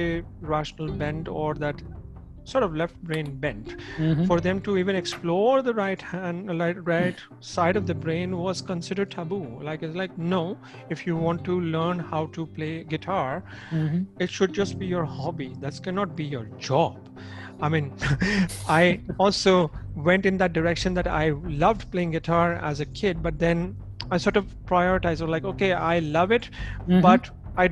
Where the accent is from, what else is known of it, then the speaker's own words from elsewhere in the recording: Jamshedpur, Jharkhand, India; also born or lived in Lucknow; now in Zurich, Switzerland; since I grew up in Jamshedpur, being a completely industrial town